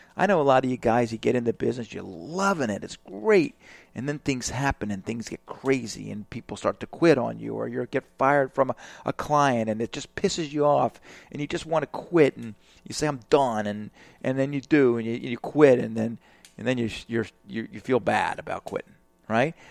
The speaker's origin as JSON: {"language": "English", "region": "Alabama", "country": "United States", "said": "I'm from Alabama"}